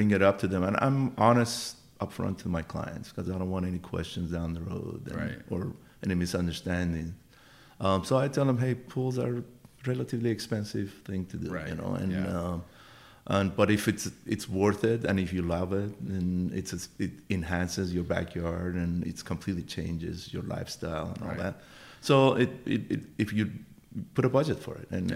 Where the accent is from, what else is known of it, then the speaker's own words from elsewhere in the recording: Iran; now in United States; I'm originally from Iran